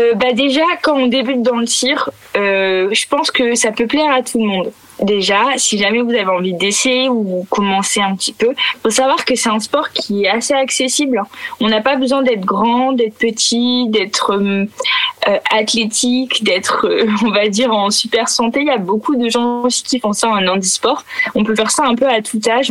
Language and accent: French; Picardy, Hauts-de-France, France; j'ai grandi, je viens de la campagne de Picardie